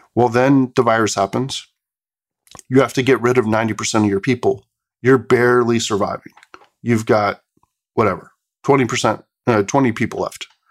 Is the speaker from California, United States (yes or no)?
yes; Bay Area, California, United States; something I grew up with in the Bay Area